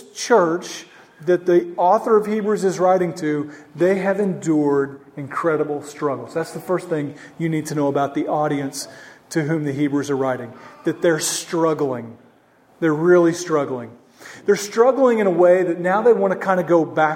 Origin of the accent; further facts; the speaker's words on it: Norman, Oklahoma, United States; moved away; I'm from Oklahoma